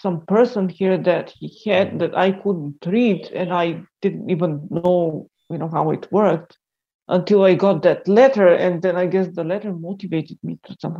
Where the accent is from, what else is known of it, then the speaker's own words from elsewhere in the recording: North Macedonia; in Macedonia, we speak Macedonian